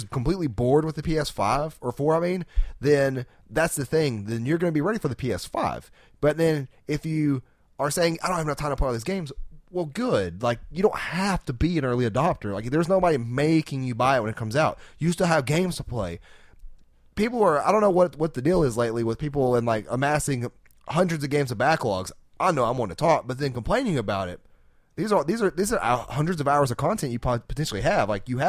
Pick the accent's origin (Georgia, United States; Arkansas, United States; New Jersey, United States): Arkansas, United States; We're from Arkansas.